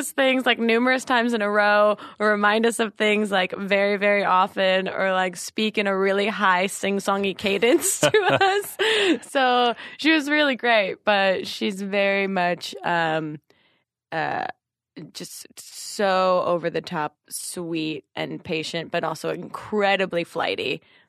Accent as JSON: {"language": "English", "region": "New Jersey", "country": "United States"}